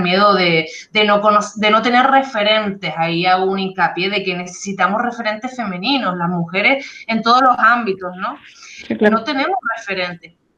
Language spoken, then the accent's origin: Spanish; Canary Islands, Spain; moved away as an adult; las Islas Canarias, de donde yo soy